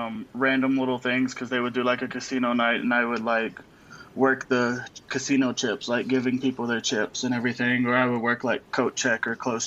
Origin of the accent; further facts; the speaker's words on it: Tennessee, United States; moved away as an adult; now in Denver, United States; I'm originally from Tennessee